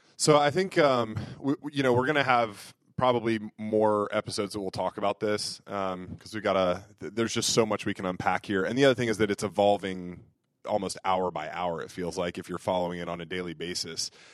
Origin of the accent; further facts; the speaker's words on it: United States; as American Catholics